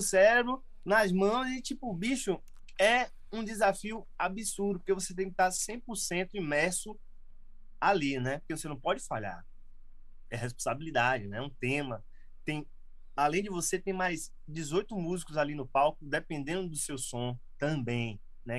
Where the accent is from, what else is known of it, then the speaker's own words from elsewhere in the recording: Salvador, Bahia, Brazil; moved away as an adult; eu nasci em Salvador, morei em Salvador, e fui morar no interior, lá no Recôncavo da Bahia